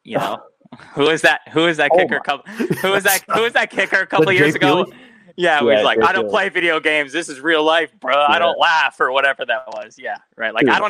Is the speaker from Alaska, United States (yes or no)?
yes; North Pole, Alaska, United States; I grew up in North Pole, Alaska